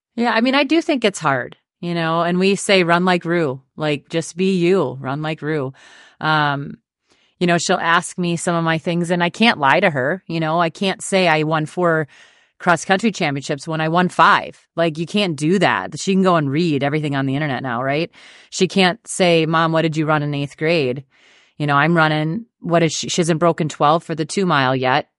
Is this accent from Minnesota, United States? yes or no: yes; Dawson, Minnesota, United States; I grew up in Dawson, Minnesota, you know, town of sixteen hundred